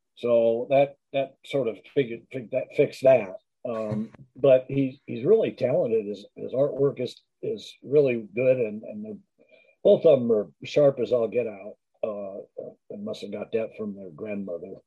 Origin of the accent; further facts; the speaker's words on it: Culver City, California, United States; also born or lived in Los Angeles; grew up in Culver City